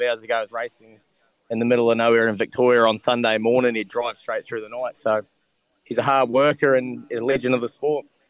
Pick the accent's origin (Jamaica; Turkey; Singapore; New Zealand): New Zealand; now in Australia; growing up in New Zealand